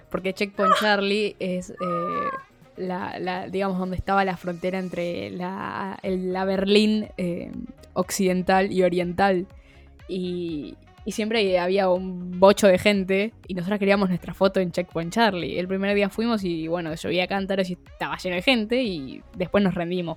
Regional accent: Argentina; argentinas pobres

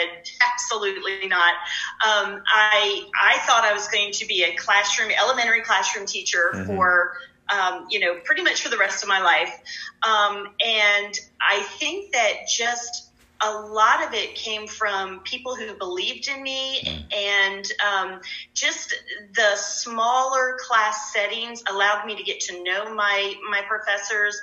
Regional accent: Delaware, United States; moved away as an adult; I'm from Delaware

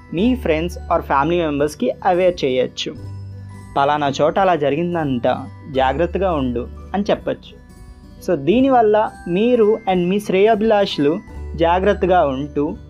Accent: Visakhapatnam, Andhra Pradesh, India; నేను వైజాగ్ నుంచి

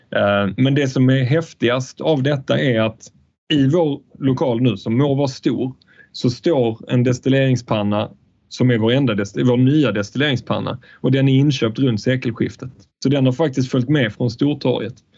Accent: Falsterbo, Skåne, Sweden; när jag är Falsterbo, där jag är uppvuxen.

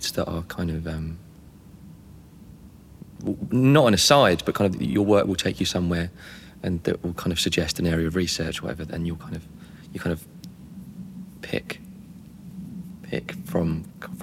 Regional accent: Gravesend, South East England, United Kingdom; I'm from Gravesend

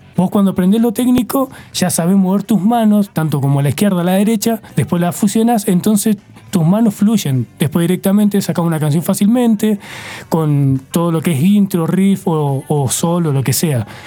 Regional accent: Argentina

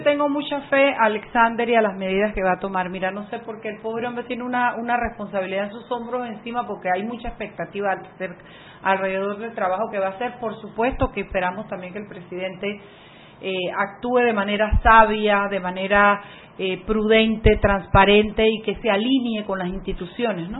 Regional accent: Panama

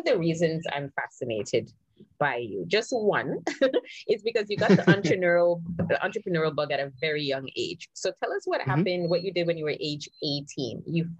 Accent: U.S. Virgin Islands; Like myself growing up in the Virgin Islands, you know, we have these small little cities.

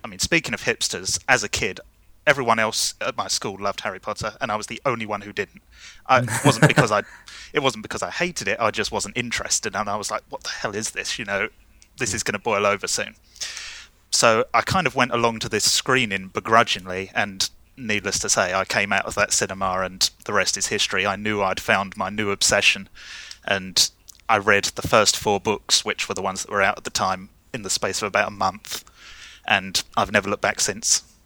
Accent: London, United Kingdom; I'm from London in the U K

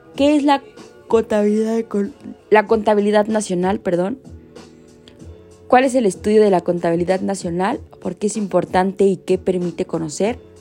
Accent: Mexico; uno como mexicano

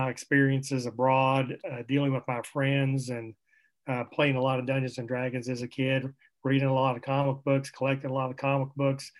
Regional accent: Charleston, West Virginia, United States; I'm from Charleston, West Virginia

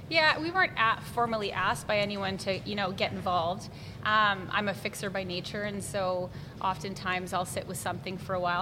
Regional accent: Lloydminster, Canada; I remember growing up in Lloyd

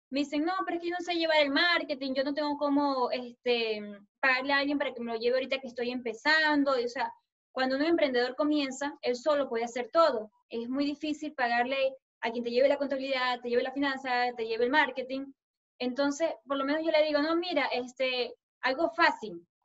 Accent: Colombia; Este, yo soy una chica colombiana

